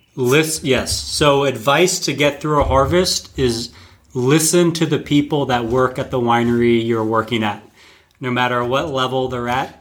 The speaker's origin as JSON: {"language": "English", "region": "North Carolina", "country": "United States", "said": "I'm originally from North Carolina, uh, which for anyone who doesn't know is on the east coast of the United States"}